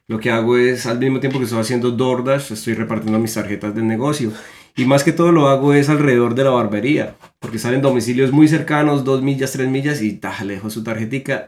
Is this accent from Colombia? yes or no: yes; Colombia; moved away as an adult; now in United States; somos dos colombianos